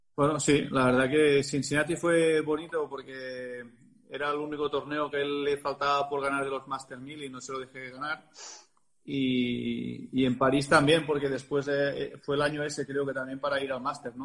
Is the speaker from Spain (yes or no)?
yes; Barcelona, Catalonia, Spain; es mi club, desde los 14 años que soy del club del Real Club de Tenis Barcelona